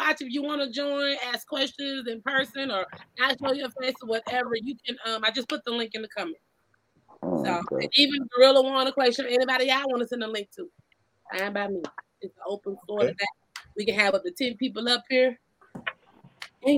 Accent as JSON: {"language": "English", "region": "Georgia", "country": "United States", "moved": "yes", "lives_now": "California, United States", "said": "I'm from Georgia, true enough, but I'm all the way in Cali"}